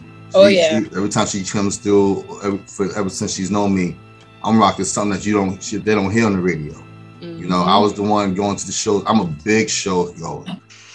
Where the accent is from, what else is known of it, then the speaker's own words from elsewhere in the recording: Mount Vernon, New York, United States; I grew up in Mount Vernon, New York. Shout to 914